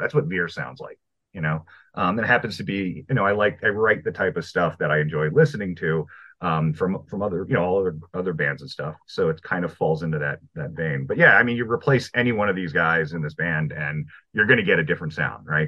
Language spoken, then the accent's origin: English; Maryland, United States; also born or lived in Brooklyn, New York; I'm from Brooklyn, New York originally. I was pretty young when we moved out of there, so I'm really I've been living in Maryland uh, since like ten years